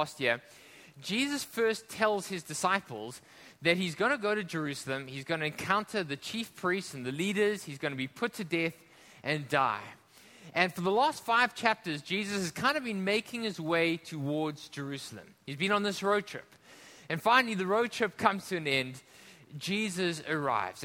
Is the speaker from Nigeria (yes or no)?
no; South Africa; now in Hong Kong; we come from South Africa